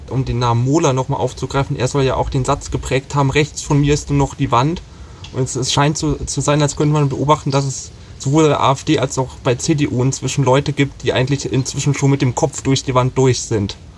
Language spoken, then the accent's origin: German; Thuringia, Germany; ich komme aus Thüringen